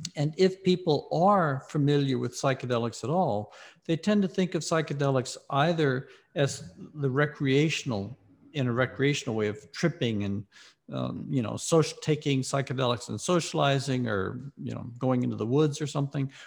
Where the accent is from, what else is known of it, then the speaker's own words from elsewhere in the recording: Mississippi, United States; moved away as an adult; also born or lived in Ohio; I was raised in the Deep South in Mississippi.